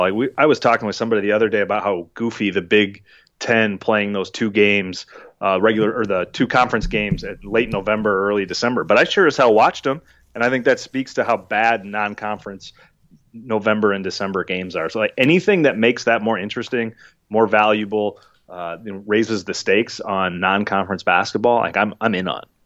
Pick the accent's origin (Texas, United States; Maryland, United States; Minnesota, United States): Minnesota, United States; Minneapolis; also born or lived in Wisconsin; growing up in Minneapolis